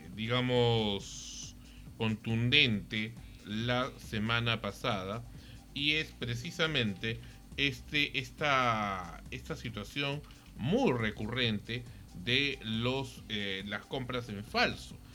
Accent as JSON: {"language": "Spanish", "country": "Peru", "said": "nuestra inmunidad como peruanos"}